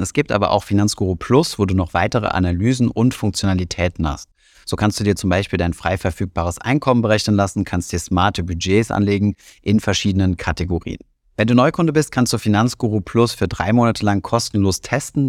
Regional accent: Germany

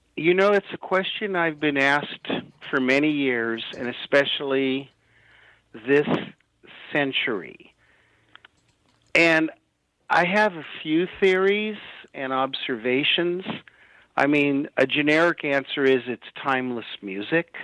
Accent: Los Angeles, California, United States; I'm I'm from Hollywood.

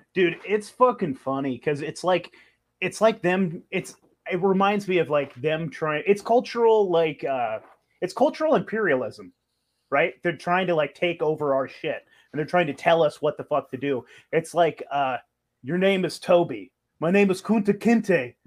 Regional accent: California, United States; I grew up in California

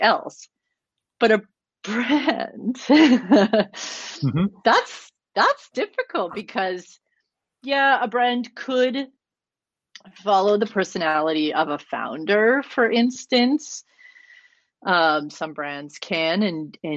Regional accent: Canada; I'm Canadian

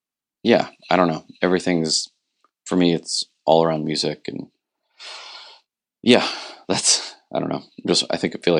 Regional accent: Martins Ferry, Ohio, United States; moved away as an adult; now in Morgantown, United States; I'm actually from Martins Ferry, Ohio, which is about an hour and a half from here. I was born there, raised there, and I just moved to Morgantown 12 years ago

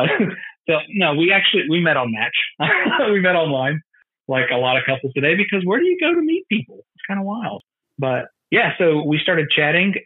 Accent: Greenwood, South Carolina, United States; I'm from Greenwood, South Carolina originally

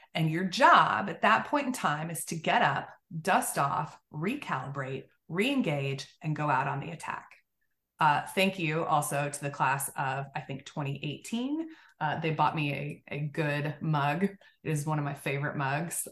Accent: Oklahoma, United States; I grew up in Oklahoma, so kind of a southernish way of, of living.

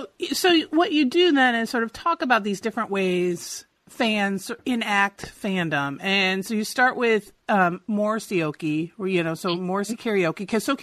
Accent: Midwest, United States; growing up in the Midwest

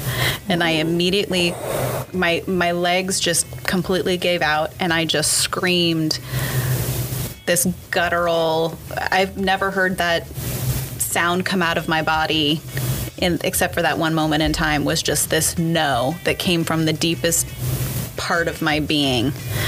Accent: San Juan Capistrano, California, United States; San Juan Capistrano.

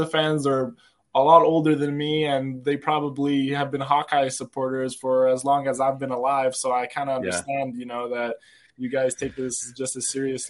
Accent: Serbia; And growing up in Serbia, you know, there's, I don't know if you heard of Serbian fans, especially soccer and basketball fans, you know, they are crazy to say, you know.

